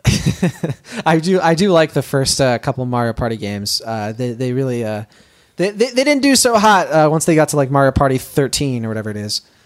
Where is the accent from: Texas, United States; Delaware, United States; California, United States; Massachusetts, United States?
Massachusetts, United States; Boston; It's my hometown.